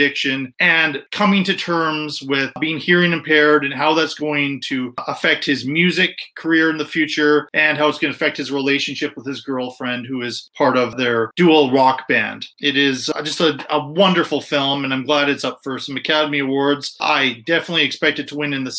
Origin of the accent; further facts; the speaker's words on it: Ireland; I am Irish